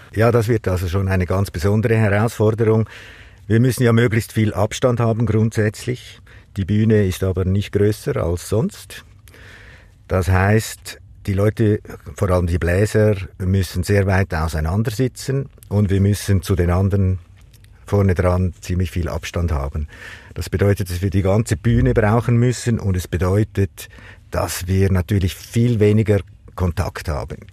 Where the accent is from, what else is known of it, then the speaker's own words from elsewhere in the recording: Lake Zurich, Switzerland; ich bin äh, am Zürichsee aufgewachsen